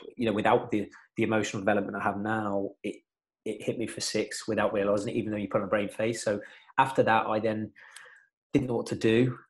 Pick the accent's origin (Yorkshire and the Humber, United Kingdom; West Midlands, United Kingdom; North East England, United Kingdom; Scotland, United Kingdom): West Midlands, United Kingdom; Coventry; I'm just from Coventry.